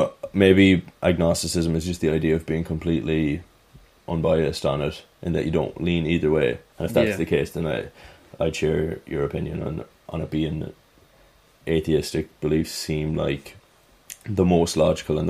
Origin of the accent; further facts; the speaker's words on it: Ireland; being Irish